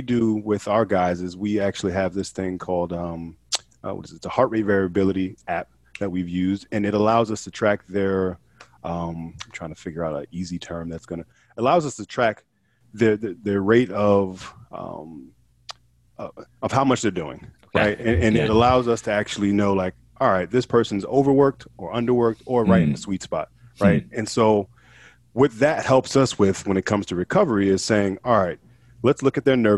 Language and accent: English; Hillside, New Jersey, United States; now in Portland, United States; I'm originally from Hillside, New Jersey. I live out here in Portland, Oregon now.